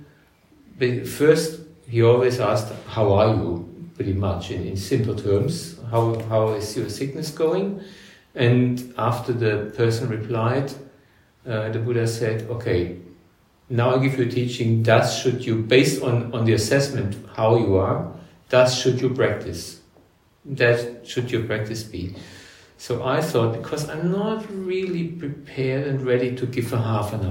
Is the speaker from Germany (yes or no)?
yes; Germany; moved away as an adult; also born or lived in Cairns, Australia; now in Australia; I was born in Germany, born in 1965.